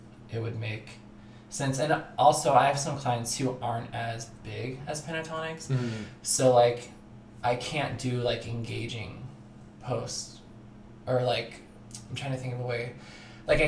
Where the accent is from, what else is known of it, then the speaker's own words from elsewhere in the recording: Burlington, Washington, United States; moved away as an adult; now in Los Angeles, United States; I'm from Burlington